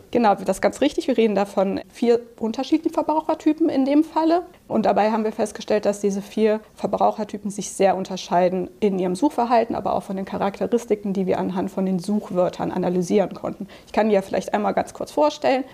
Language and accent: German; Cologne, North Rhine-Westphalia, Germany; moved away as an adult; also born or lived in Dublin, Ireland; now in Munich, Germany; ich bin tatsächlich gebürtige Kölnerin